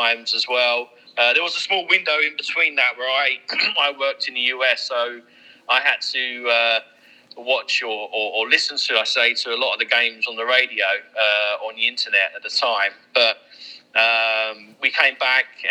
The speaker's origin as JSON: {"language": "English", "town": "Leytonstone", "region": "London", "country": "United Kingdom", "tie": "born or raised there", "also_born_or_lived": "Whipps Cross", "moved": "yes", "said": "I was born in Whipscross, grew up in Leytonstone."}